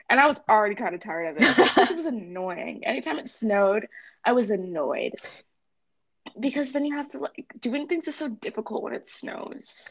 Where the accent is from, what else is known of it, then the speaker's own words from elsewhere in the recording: California, United States; now in Northampton, United States; I'm from California, um, and there aren't seasons there.